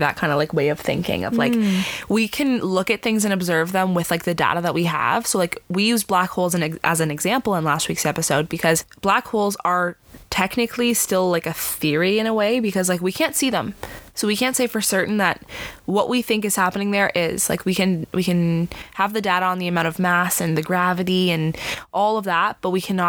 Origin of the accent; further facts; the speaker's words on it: Canada; we're from Canada, but we're from Canada.